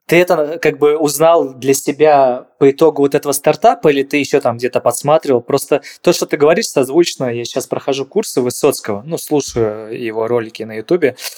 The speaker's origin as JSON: {"language": "Russian", "region": "Saint Petersburg", "country": "Russia", "tie": "born or raised there", "said": "я сам из Питера просто. Я, я все детство провел на Новочеркасской"}